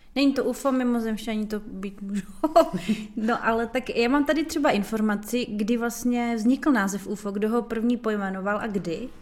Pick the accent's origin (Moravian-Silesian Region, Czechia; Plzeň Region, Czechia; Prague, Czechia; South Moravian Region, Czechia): South Moravian Region, Czechia; Brno; jsme Brňáci